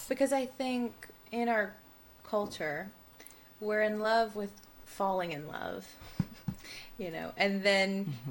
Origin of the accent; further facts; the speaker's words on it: Tuscaloosa, Alabama, United States; growing up where I grew up in Tuscaloosa, Alabama, in the Bible Belt